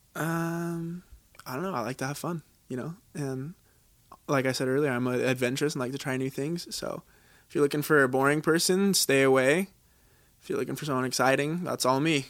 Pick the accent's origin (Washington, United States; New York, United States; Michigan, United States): Washington, United States; moved away as an adult; also born or lived in Utah; now in Laie, United States; originally, I'm from Washington, uh, the state